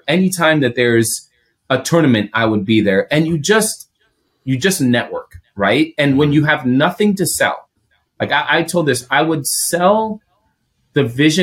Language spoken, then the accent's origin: English; Greece; first language Greek; English is a second language; also born or lived in Chicago, United States; now in United States; I'm Greek. That's my home, right? That's my first language. It's my native tongue.